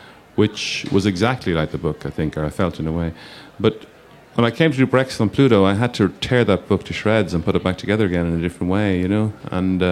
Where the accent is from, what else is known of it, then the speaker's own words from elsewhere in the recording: Ireland; being Irish.